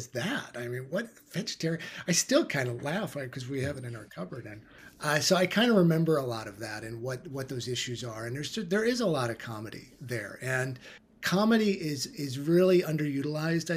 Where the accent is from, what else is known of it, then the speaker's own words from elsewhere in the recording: Midwest, United States; I was raised in the Midwest, U.S.